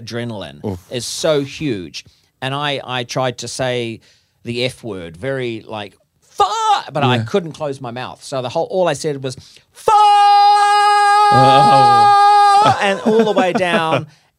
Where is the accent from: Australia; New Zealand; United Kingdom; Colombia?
New Zealand; because I'm from New Zealand, that enjoys the risk-taking sort of adventure.